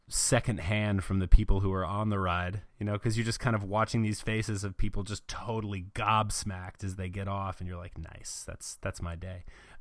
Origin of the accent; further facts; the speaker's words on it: Fort Lauderdale, Florida, United States; also born or lived in North Carolina; Yeah, I was born in North Carolina, but I spent the really early formative years living down in Southern Florida. My family lived in Fort Lauderdale